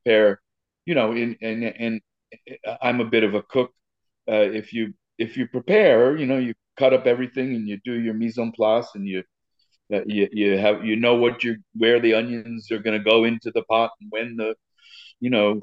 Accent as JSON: {"language": "English", "town": "New York City", "region": "New York", "country": "United States", "tie": "born or raised there", "said": "I grew up in Riverdale in the Bronx"}